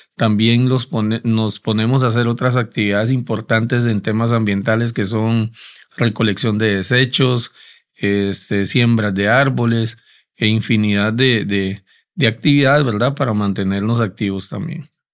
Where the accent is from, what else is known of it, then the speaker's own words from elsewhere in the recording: Costa Rica; Es devastador para nosotros, ¿verdad? Como costarricenses